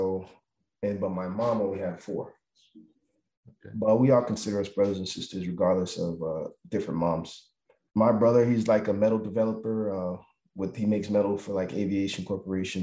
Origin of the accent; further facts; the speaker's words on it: Miami, Florida, United States; I grew up in Miami, Florida